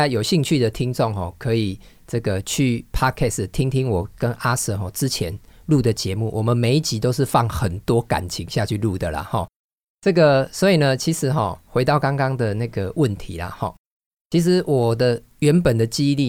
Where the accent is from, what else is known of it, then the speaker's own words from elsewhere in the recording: Taiwan; 其实我们台湾人民的水准哈，真的是这个越来越好了哈。